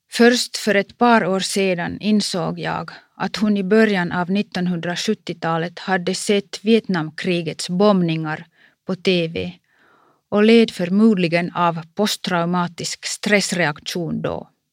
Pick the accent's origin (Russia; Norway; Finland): Finland; Kuopio, North Savo; Min hemstad Kuopio